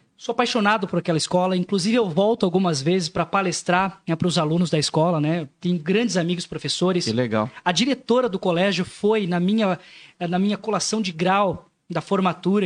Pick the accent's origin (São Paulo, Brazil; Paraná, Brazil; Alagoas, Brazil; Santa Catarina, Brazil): Santa Catarina, Brazil; Joinville; also born or lived in Boston, Massachusetts; sou nascido e criado em Joinville